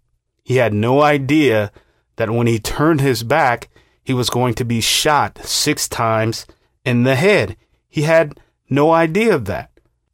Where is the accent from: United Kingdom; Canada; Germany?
Germany; born there; Keep in mind, I was born in Germany to a U.S. soldier.